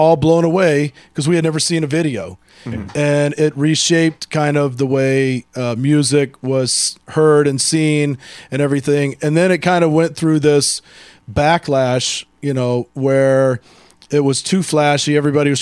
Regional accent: Texas, United States; moved away; I'm from Texas

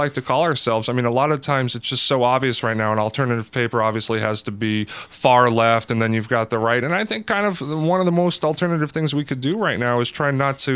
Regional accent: Denver, Colorado, United States; moved away; I'm from Denver, so I'm Bronco fan.

